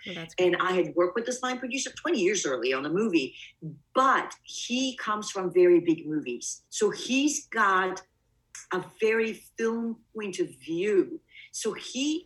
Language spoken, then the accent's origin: English; Bulgaria; also born or lived in Greece / East Coast, United States; now in United States; I was born in Bulgaria, but my family and I left